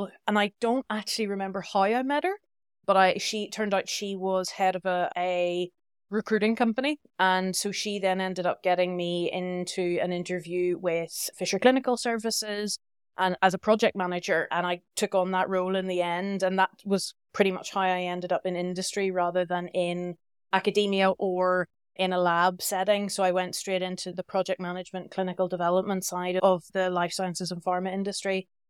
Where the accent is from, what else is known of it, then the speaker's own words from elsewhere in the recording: Northern Ireland, United Kingdom; moved away as an adult; I'm from Northern Ireland originally, but I've lived abroad for almost 17 years now.